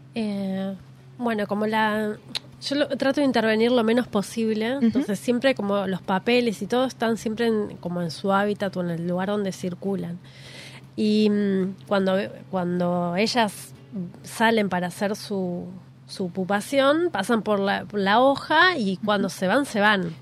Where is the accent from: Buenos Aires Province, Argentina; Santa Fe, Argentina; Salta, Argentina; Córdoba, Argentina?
Buenos Aires Province, Argentina; Quilmes; cuando era niña, yo nací en Quilmes, viví mucho tiempo en una casa